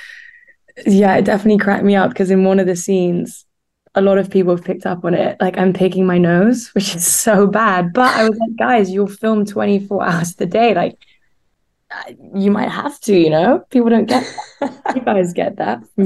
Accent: Switzerland; growing up in Switzerland

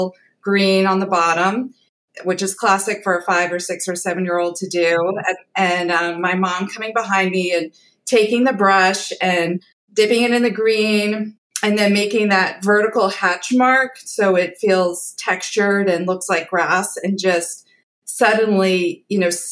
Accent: Washington, District of Columbia, United States; DC, my hometown

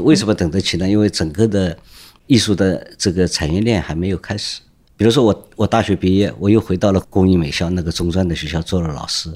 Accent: Shanghai, China; 我是上海人，出生在这里，啊，生活在这里，所以对上海很，道路很熟悉

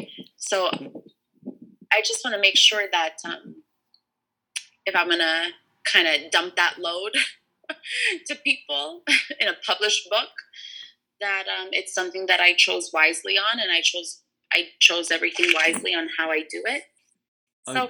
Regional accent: Toronto, Ontario, Canada; first language English; I am born and raised in Toronto, Canada

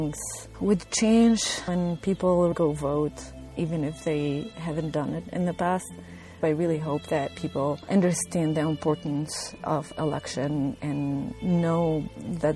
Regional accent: Tunisia; moved away as an adult; also born or lived in Northeastern United States / Kentucky; now in Louisville, United States; I am originally from Tunisia

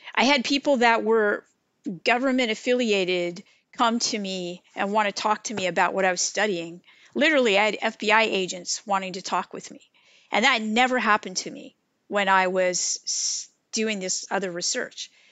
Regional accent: California, United States; moved away as an adult; now in Wilmington, North Carolina, United States; I grew up in the California environment of eclectic spirituality

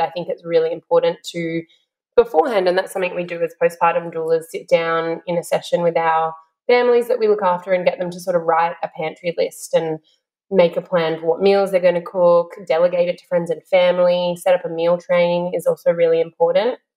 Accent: Sunshine Coast, Queensland, Australia; now in Melbourne, Australia; I grew up on the Sunshine Coast

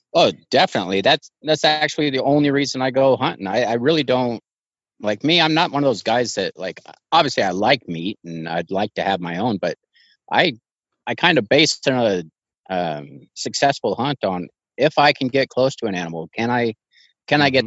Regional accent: Idaho, United States; i'm from idaho born and raised been here 40 years

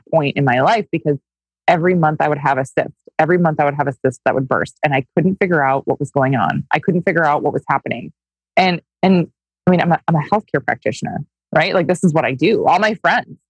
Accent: Minnesota, United States; I grew up in Minnesota. I grew up on a goat farm in Minnesota

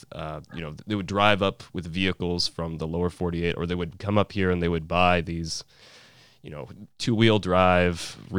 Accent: Fairbanks, Alaska, United States; I grew up here in Fairbanks too

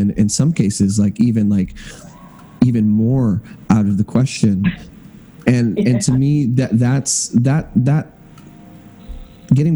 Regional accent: Hill Country, West Texas, United States; I grew up in West Texas in the Hill Country.

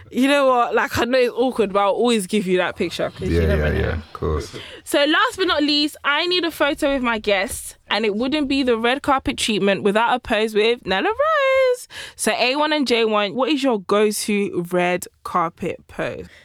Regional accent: DR Congo; also born or lived in Belgium; obviously, you guys know I'm from Congo, but I was born in Belgium, and then I came here, right?

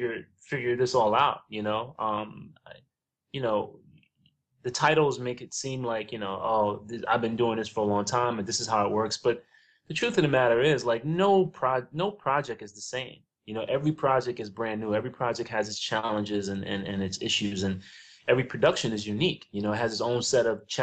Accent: New York City, New York, United States; now in Los Angeles, United States; I grew up in the South Bronx

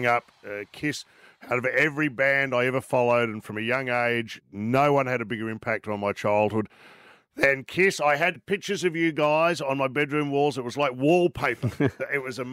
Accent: Melbourne, Victoria, Australia; my hometown of Melbourne

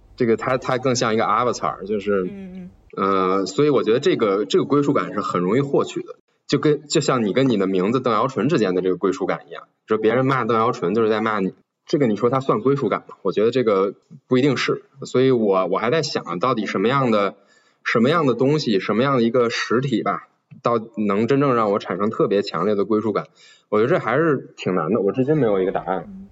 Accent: China; 我是一个中国人

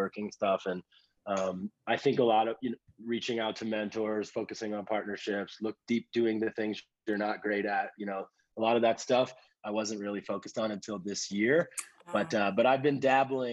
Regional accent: United States; moved away; an American who loves Africa

